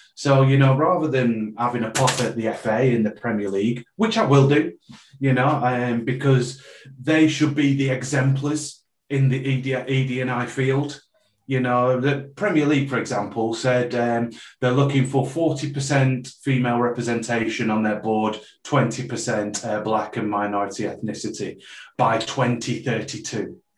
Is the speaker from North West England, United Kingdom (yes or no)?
yes; Preston, North West England, United Kingdom; I was born in Preston